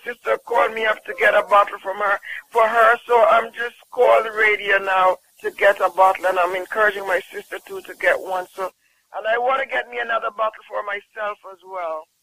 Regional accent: Jamaica; I'm from Jamaica

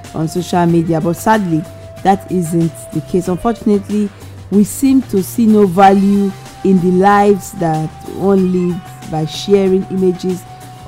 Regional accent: Nigeria; I'm a Nigerian

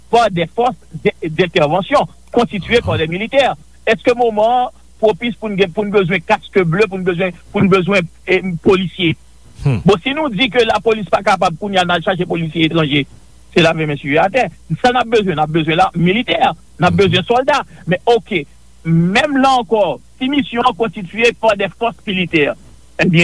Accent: Haiti; Écoutez, en tant qu'haïtien, on a toujours espéré que nous ayons assez d'autonomie

